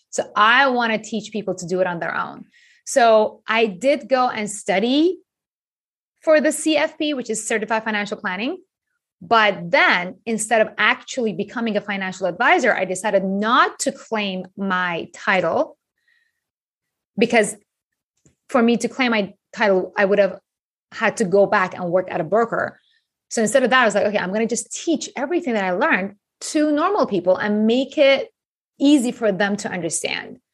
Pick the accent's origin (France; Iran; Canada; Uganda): Iran; moved away as an adult; also born or lived in Japan; now in United States; I grew up in Iran